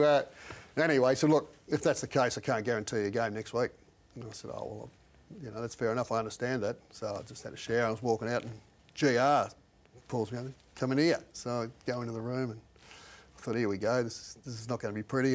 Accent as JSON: {"language": "English", "town": "Balranald", "region": "New South Wales", "country": "Australia", "tie": "born or raised there", "said": "my hometown and Balranald"}